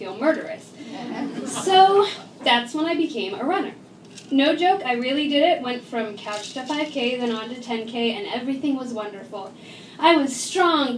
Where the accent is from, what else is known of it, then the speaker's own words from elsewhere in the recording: Florida, United States; also born or lived in Nashville; growing up in Florida